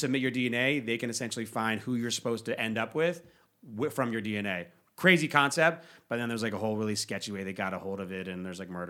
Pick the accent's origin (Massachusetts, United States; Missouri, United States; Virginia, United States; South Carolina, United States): Virginia, United States; Washington, D.C. area; my parents are from D.C. I grew up in Washington, D.C., in Virginia, right outside D.C.